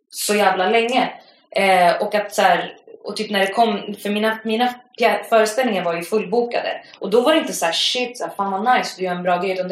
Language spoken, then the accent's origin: Swedish; Västra Götaland, Sweden; accent: Gothenburg dialect; Jag bara, nej det, det är göteborgska.